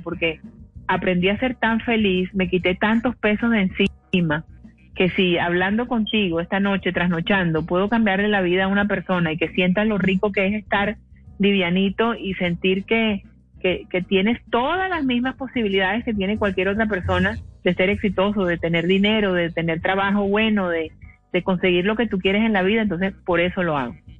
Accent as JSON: {"language": "Spanish", "town": "Cartagena", "region": "Bolívar", "country": "Colombia", "said": "Yo soy de Cartagena"}